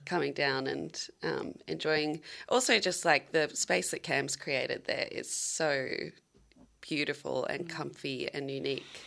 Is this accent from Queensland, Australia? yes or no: yes; Brisbane, Queensland, Australia; now in Melbourne, Australia; I'm from Brisbane.